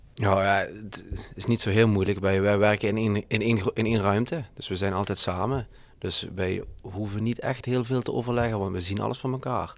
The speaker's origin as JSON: {"language": "Dutch", "town": "Heerlen", "region": "Limburg", "country": "Netherlands", "tie": "born or raised there", "said": "ik, ik woonde op Heerle Heide"}